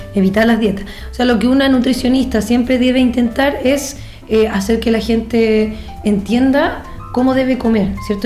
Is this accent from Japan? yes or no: no; Chile; Nosotros como buenos chilenos